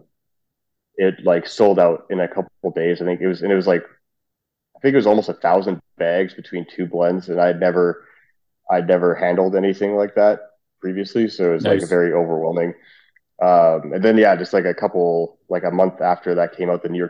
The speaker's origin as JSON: {"language": "English", "country": "Canada", "also_born_or_lived": "Trinidad and Tobago", "said": "we're both Canadian"}